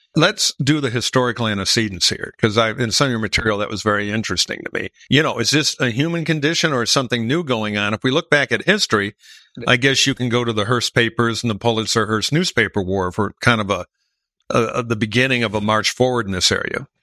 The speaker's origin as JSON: {"language": "English", "town": "Detroit", "region": "Michigan", "country": "United States", "tie": "born or raised there", "said": "my hometown of Detroit"}